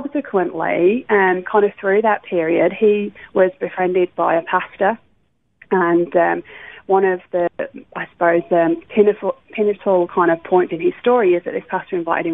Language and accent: English; Wolverhampton, West Midlands, United Kingdom; moved away as an adult; also born or lived in Bradford; now in Australia; I was born, as you say, in the UK in a place called Wolverhampton, which is near Birmingham. So that's where I grew up.